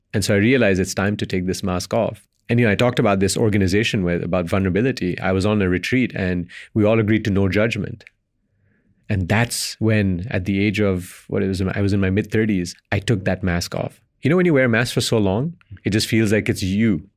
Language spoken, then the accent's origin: English; Belgium; moved away; Indian descent, born and raised in Belgium, lived in five countries across three continents